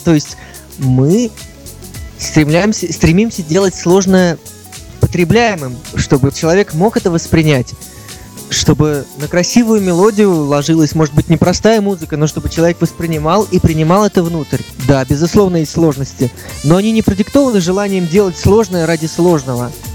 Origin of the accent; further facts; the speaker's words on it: Saint Petersburg, Russia; Я всю жизнь прожил в Петербурге, пока